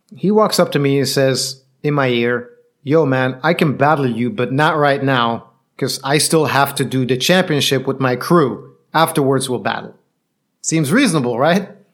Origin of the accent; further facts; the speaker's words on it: Belgium; I'm from Belgium.